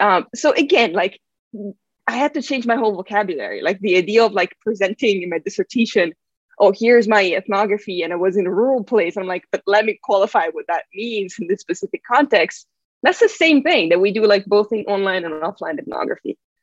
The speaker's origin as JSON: {"language": "English", "country": "Italy", "moved": "yes", "said": "I'm from Italy"}